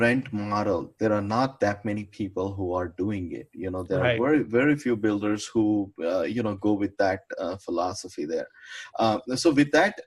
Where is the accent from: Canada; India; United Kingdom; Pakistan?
India; moved away; I'm from India back home.